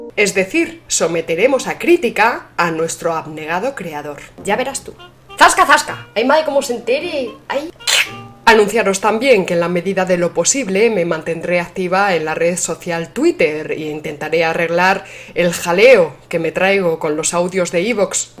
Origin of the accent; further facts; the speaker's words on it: Spain; somos los españoles de a pie